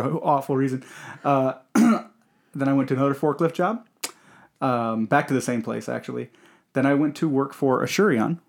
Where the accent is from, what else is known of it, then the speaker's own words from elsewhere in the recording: Michigan, United States; I grew up in Michigan and, you know, Michigan is primarily a blue collar state.